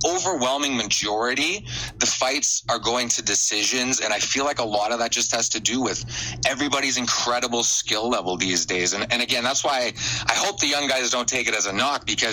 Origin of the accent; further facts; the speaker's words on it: Canada; I'm Canadian